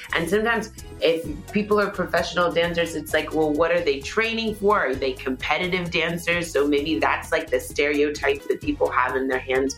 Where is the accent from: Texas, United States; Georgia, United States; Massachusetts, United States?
Texas, United States; Houston; I was born and raised in Houston, Texas